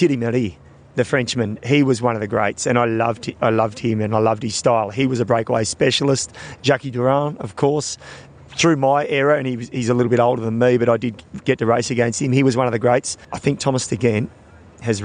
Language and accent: English; Australia; as an Australian